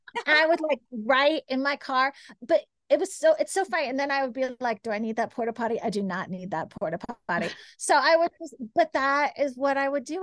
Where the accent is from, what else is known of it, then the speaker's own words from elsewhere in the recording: Kansas, United States; I grew up in Kansas